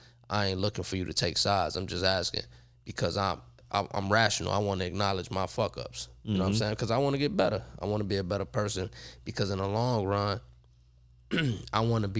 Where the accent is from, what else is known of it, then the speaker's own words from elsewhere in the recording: Chicago, Illinois, United States; now in Los Angeles, United States; I'm not from L.A., but I'm sort of like an L.A. guy.